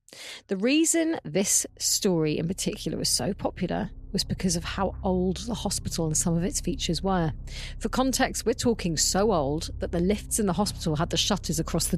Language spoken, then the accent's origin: English; Mumbles, Wales, United Kingdom; I'm ready for Creep of the Week, and I'm from the Mumbles, so let's go.